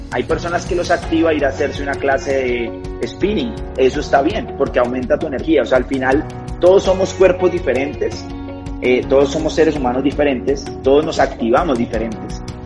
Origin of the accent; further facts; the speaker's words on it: Cali, Valle del Cauca, Colombia; now in Bogotá, Colombia; soy de Colombia, de una ciudad que se llama Cali, una de las ciudades principales, sin embargo vivo en la capital, en Bogotá